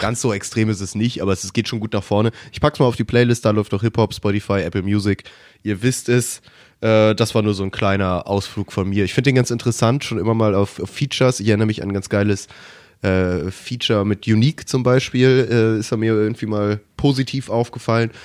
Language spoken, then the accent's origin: German; Germany; als Deutscher